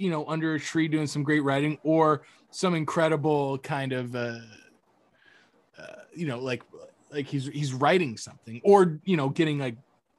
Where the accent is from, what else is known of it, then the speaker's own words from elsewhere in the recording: Cape Coral, Florida, United States; another Cape guy we grew up around with in Cape Coral.